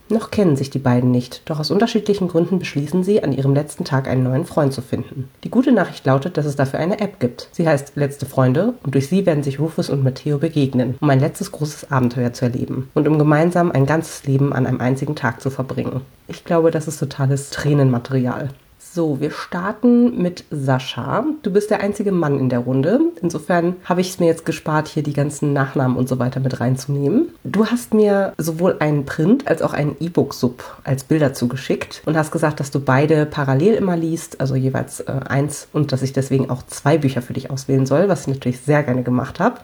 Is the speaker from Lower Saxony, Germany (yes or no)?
yes; Hamelin, Lower Saxony, Germany; ich komme aus Hameln